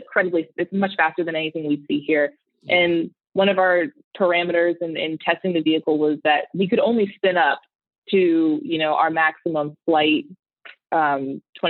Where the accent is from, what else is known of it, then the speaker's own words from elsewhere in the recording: Maryland, United States; moved away as an adult; now in California, United States; I am born and raised on the East Coast. I grew up in Maryland